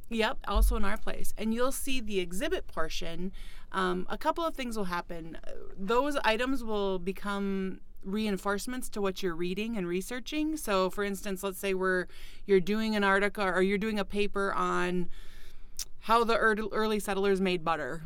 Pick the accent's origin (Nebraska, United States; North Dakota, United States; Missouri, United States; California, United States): North Dakota, United States; Fargo; moved away as an adult; also born or lived in Ohio; now in Detroit Lakes, United States; I grew up in the Fargo Moorhead area